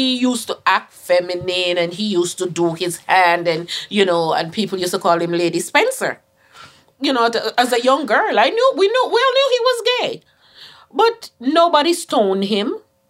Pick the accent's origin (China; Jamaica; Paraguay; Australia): Jamaica; moved away; Growing up as a little girl, growing up in Jamaica